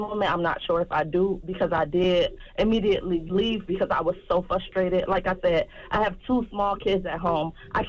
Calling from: Detroit, Michigan, United States; I'm calling from Detroit, Michigan.

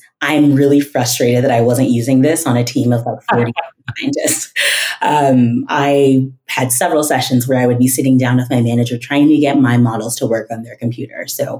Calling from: Denver, Colorado, United States; I am in Denver, Colorado.

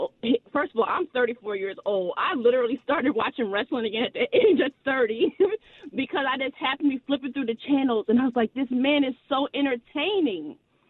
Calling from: Pawtucket, Rhode Island, United States; I'm in, it's called Pawtucket, Rhode Island.

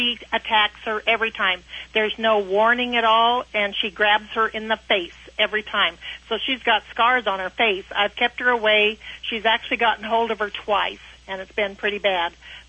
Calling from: El Paso, Texas, United States; El Paso, Texas.

